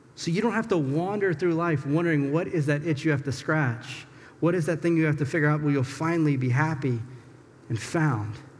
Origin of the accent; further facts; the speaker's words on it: the South, United States; moved away; I'm from the South.